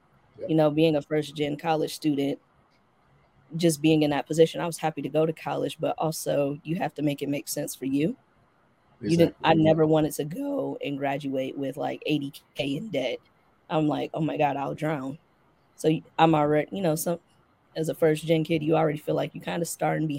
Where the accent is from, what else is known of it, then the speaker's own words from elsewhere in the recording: Midwest, United States; And that, you know, I'm from the Midwest. We drive. Like, I come from a family that used to drive from Detroit to Atlanta yearly.